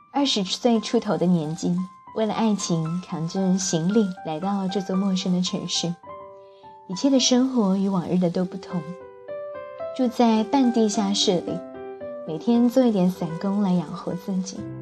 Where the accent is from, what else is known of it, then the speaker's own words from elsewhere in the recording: Jiangnan water towns, China; 我一个从小在江南水乡长大的小孩